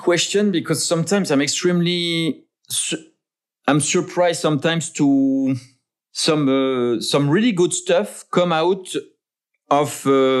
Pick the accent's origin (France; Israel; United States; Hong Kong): France; English is a second language; maybe my craziest dream would be to be involved in some redesign on the clock on the city house of my hometown in France, for instance.